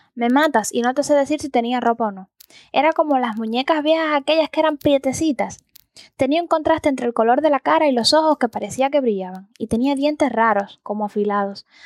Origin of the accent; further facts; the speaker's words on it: Antilla, Holguín, Cuba; cuando era niña y vivía en Antilla